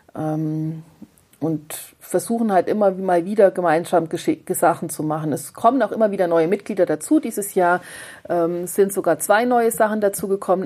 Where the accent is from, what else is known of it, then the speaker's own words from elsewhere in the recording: northern Saarland, Germany; now in Augsburg, Germany; Also ich bin im nördlichen Saarland auf dem Land groß geworden, auf dem wirklich richtig platten Land.